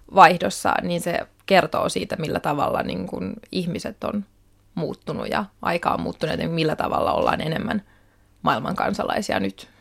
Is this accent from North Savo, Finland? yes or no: no; Helsinki, Uusimaa, Finland; Mä oon syntynyt Helsingissä, olen siis kotoisin täältä